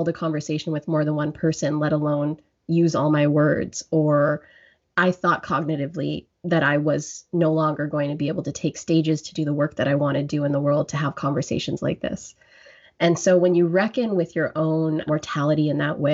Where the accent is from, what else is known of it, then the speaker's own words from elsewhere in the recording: Grande Prairie, Alberta, Canada; now in Ottawa, Canada; And I am born and raised in Alberta, from Grand Prairie, Alberta. I'm now in Ontario, in Ottawa